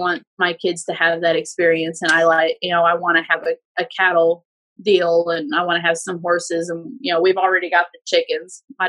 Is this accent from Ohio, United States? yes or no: yes; Akron, Ohio, United States; moved away as an adult; also born or lived in Georgetown, Ohio; now in Kentucky, United States; I grew up in Akron, Ohio.